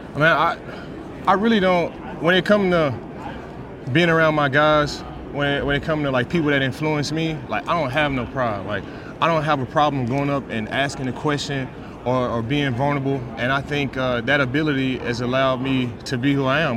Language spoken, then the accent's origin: English; Dallas, Texas, United States; I'm from Dallas, Texas. Born and raised in Dallas, Texas.